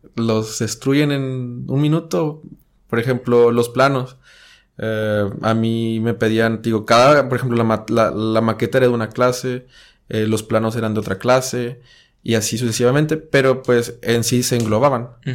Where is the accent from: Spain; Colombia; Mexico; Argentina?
Mexico; Monclova, Coahuila; moved away as an adult; now in Monterrey, Mexico; Soy de Monclova, Coahuila.